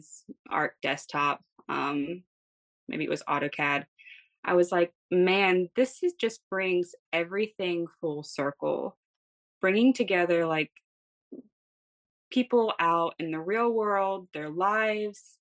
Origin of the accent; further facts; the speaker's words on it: Greensboro, North Carolina, United States; moved away as an adult; now in New Jersey, United States; I'm originally from Greensboro, North Carolina.